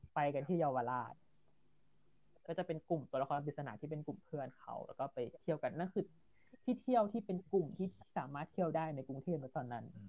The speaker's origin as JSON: {"language": "Thai", "area": "near the Myanmar border", "region": "western Thailand", "country": "Thailand", "tie": "born or raised there", "said": "โลเคชันที่ตั้งของ ภูมิลำเนาของเรานั้นกับชายแดนนั้นอยู่ใกล้กัน"}